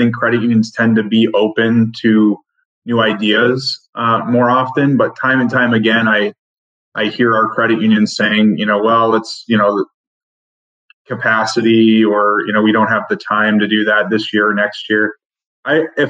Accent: New Hampshire, United States; now in Connecticut, United States; growing up in New Hampshire

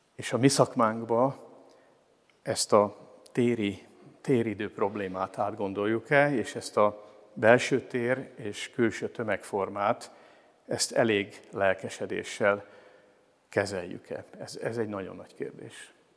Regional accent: Pécs, Baranya, Hungary; moved away as an adult; also born or lived in Szekszárd / Komló; now in Miskolc, Hungary; 68 éve születtem Szexárdon, és Pécset voltam gimnazista.

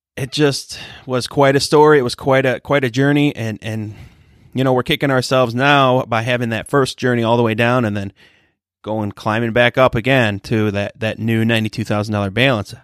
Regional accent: Michigan, United States; I'm from Michigan

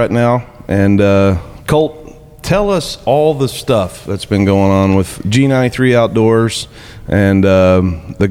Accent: Mineral Wells, Texas, United States; We are in downtown Mineral Wells, Texas, my hometown

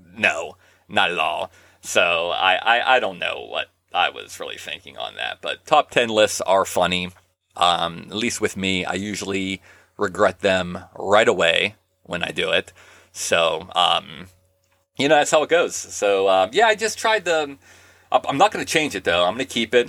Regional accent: Pittsburgh, Pennsylvania, United States; Pittsburgh, Pennsylvania, my hometown

